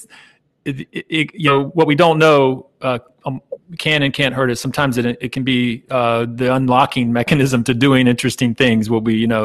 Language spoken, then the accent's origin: English; Jacksonville, Florida, United States; also born or lived in Savannah, Georgia; I grew up in the Jacksonville area, Jacksonville, Florida